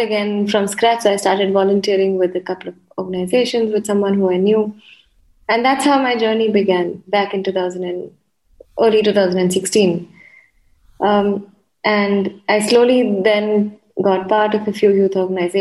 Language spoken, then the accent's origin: English; Mumbai, Maharashtra, India; I'm from India, from Mumbai